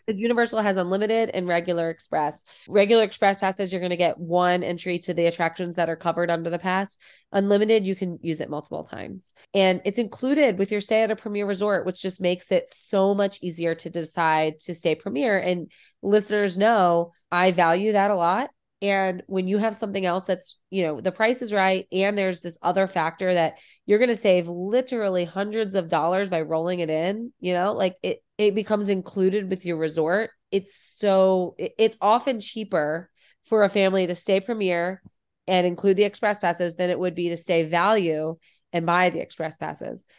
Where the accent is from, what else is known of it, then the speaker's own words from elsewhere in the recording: Midwest, United States; I'm from the Midwest and haunted houses are, like, such a thing here